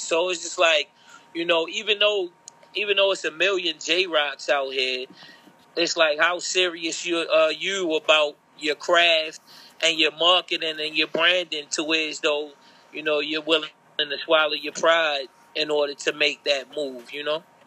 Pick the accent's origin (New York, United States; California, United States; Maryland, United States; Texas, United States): Maryland, United States; Baltimore; being a Baltimorean homegrown